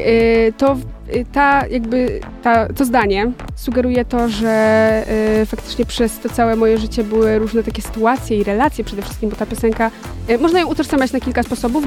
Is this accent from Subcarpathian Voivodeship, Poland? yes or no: yes; Podkarpacie, Subcarpathian Voivodeship, Poland; u mnie na Podkarpaciu, gdzie jestem z małej wioski, chodzę do małego liceum